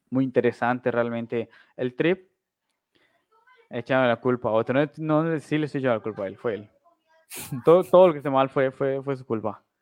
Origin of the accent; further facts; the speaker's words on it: Uruguay; Y yo soy uruguayo